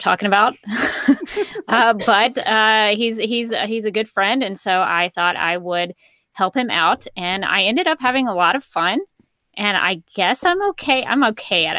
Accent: Alabama, United States; I am from Alabama.

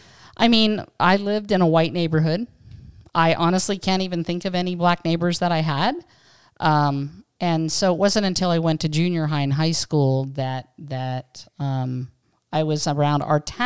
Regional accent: Pennsylvania, United States; so I was born in 61, and honestly, growing up in Western Pennsylvania

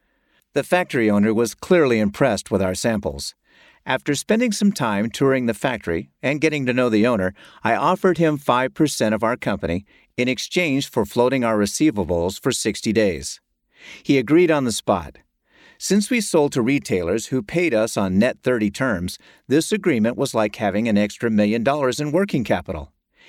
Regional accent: North Carolina, United States; By far, the largest payer in my home state of North Carolina was Blue Cross and Blue Shield, BCBS.

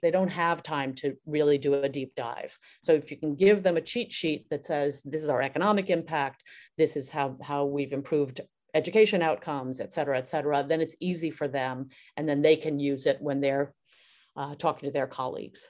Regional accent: New York City, New York, United States; I grew up in Brooklyn, and I trained as a dancer

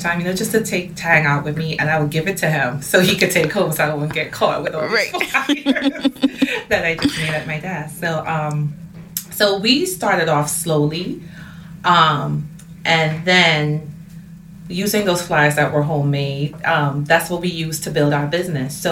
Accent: Port of Spain, Trinidad & Tobago; moved away; I'm originally from Port of Spain and Trinidad and Tobago.

